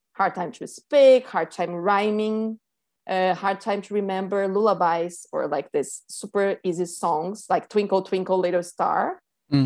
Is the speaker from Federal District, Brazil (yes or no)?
no; São Paulo, Brazil; moved away as an adult; now in Key Biscayne, United States; I grew up in Sao Paulo, Brazil, and I moved here almost eight years ago.